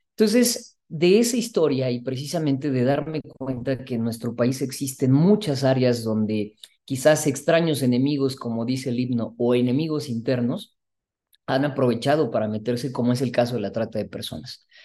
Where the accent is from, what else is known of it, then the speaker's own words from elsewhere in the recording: Mexico; como mexicanos y mexicanas